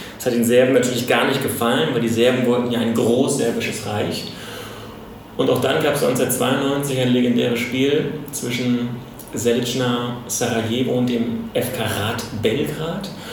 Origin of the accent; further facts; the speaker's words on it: Germany; als Deutscher